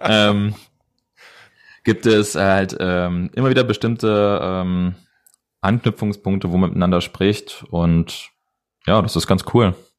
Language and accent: German; Edersee, Northern Hesse, Germany; ich komme aus Nordhessen, besser gesagt vom Edersee